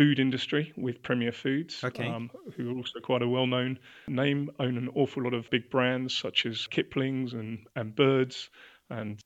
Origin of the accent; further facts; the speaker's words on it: London, United Kingdom; also born or lived in Leicester; I was born and bred around North London, grew up in Mill Hill and Edgware